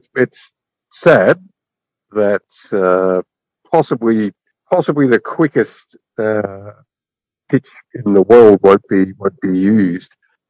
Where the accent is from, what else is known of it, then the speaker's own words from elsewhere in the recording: Melbourne, Victoria, Australia; I'm from Melbourne